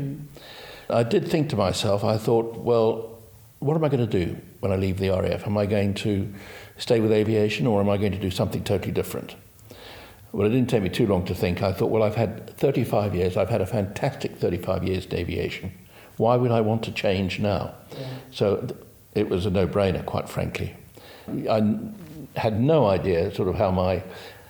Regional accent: South Africa; moved away as an adult; I grew up in South Africa, I did my aptitude tests with the University of the Witwatersrand, Johannesburg University

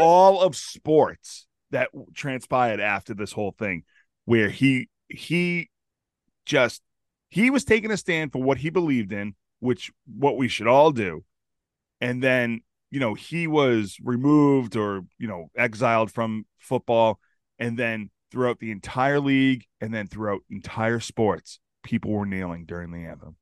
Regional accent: Chelsea, Massachusetts, United States; I grew up in Chelsea

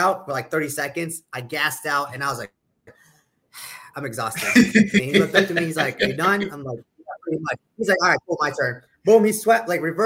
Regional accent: York, Pennsylvania, United States; I'm originally from the Northeast in York, Pennsylvania, which is an hour south of Harrisburg, the capital of Pennsylvania

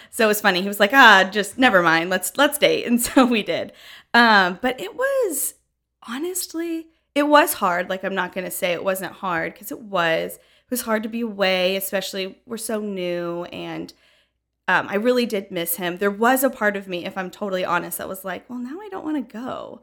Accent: Franklin, Tennessee, United States; moved away as an adult; now in Knoxville, United States; I grew up in Franklin, Tennessee, been here basically my whole life

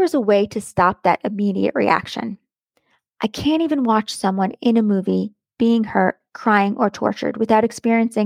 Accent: United States; accent: American; my American accent

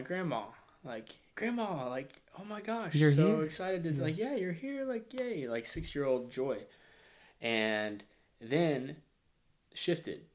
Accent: Fayetteville, Arkansas, United States; moved away as an adult; now in San Diego, United States; I'm from Arkansas, Northwest Arkansas, Fayetteville

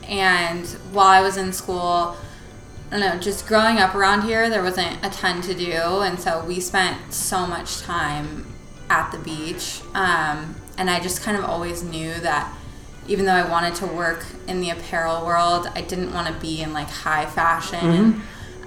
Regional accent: Palos Verdes, California, United States; right here in Palos Verde. We went to high school together

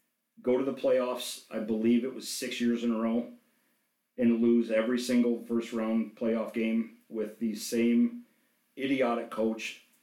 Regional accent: Detroit, Michigan, United States; growing up in Detroit

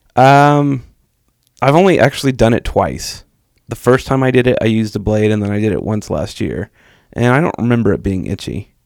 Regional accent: Texas, United States; I grew up in Texas

